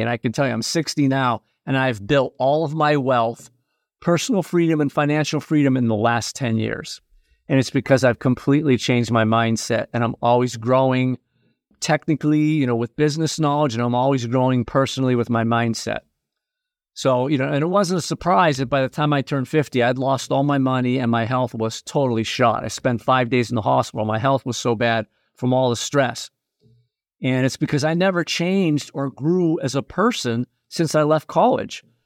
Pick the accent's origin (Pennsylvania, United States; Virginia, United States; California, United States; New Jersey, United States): Pennsylvania, United States; Erie; also born or lived in New England; my hometown of Erie, Pennsylvania